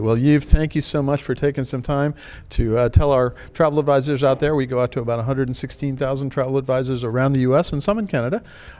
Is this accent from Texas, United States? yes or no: no; New York, United States; I'm from New York.